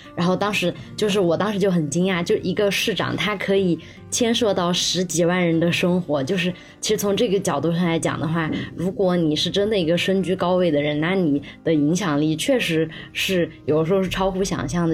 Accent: Sichuan, China; moved away as an adult; also born or lived in Beijing; 碰到了一个四川老乡

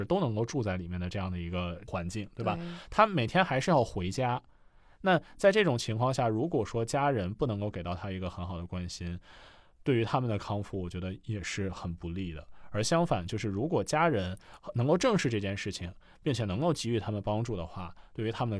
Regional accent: Beijing, China; 因为我是北京人嘛，

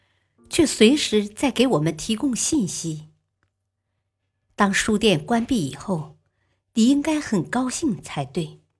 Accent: Fujian, China; also born or lived in Fuzhou; 我是闽南人，不会讲福州话。我的初中是在福州读的

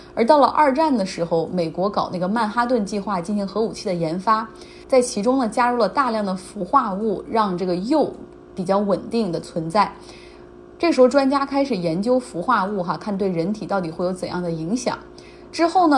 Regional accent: Harbin, Heilongjiang, China; 就像我老家，就黑龙江、哈尔滨

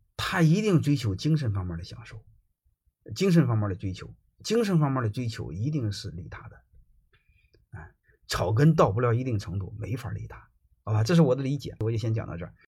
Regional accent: China; 我们中国人百分之九十九的人学稻盛和夫

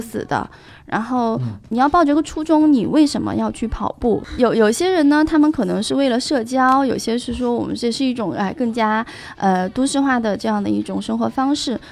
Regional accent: Chengdu, Sichuan, China; 作为一个成都人，我还是挺能理解的

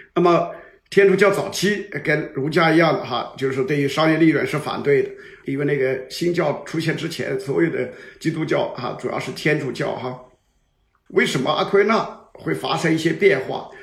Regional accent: China; 这个我们中国人讲的喜事

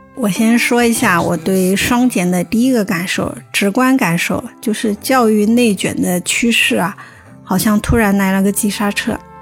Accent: Hubei, China; moved away; 仙桃是我们湖北的一个城市，算四线五线吧

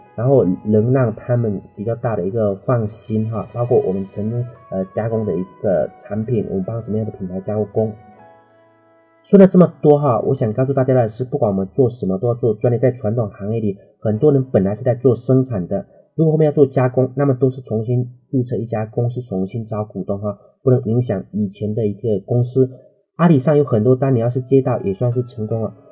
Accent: Dehua, Fujian, China; moved away; 在我老家德化一次陶瓷的产业带， 老家有很多人都是在卖陶瓷的

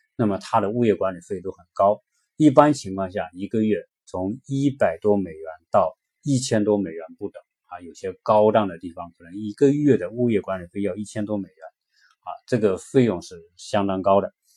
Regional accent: China; now in United States; 我们中国人在这边

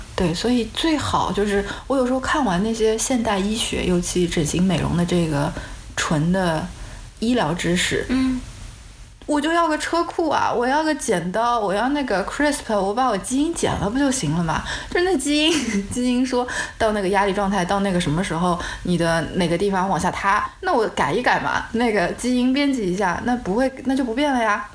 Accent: China; 我们作为中国人

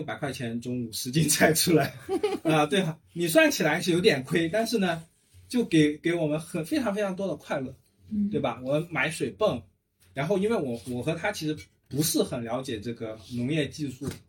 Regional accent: Zhuhai, Guangdong, China; also born or lived in Zhanjiang; 就我爸爸爸妈妈是还是从湛江。啊，粤西那边从湛江就搬到珠海，然后我是在珠海成长的，但是也经常回湛江或者说周边的这个广东的其他一些地区啊。

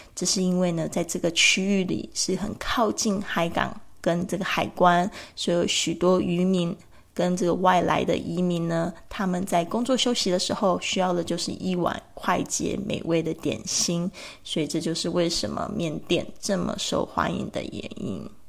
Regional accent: Kaohsiung, Taiwan; 我的老家高雄盐城区

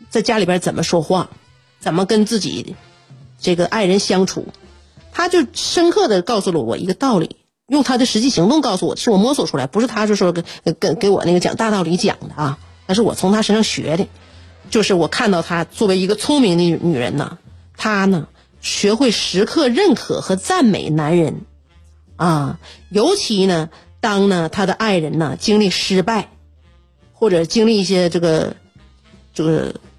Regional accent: Northeast China, China; 我们东北人

